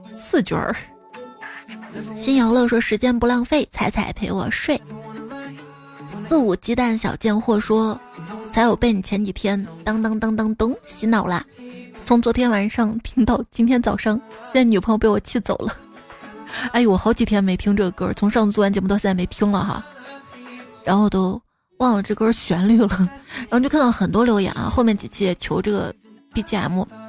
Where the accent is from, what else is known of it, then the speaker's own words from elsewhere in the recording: Xi'an, Shaanxi, China; 我们西安这边有个书院